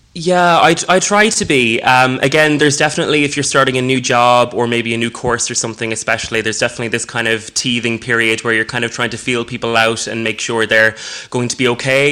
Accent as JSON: {"language": "English", "town": "Galway", "region": "Connacht", "country": "Ireland", "moved": "yes", "lives_now": "Dublin, Ireland", "said": "I'm originally from Galway, girls, but um, yeah, trapped in Dublin"}